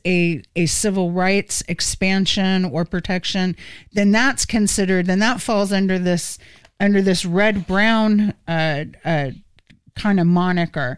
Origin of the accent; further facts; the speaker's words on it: Florida, United States; when I was growing up in Florida, like a gajillion years ago.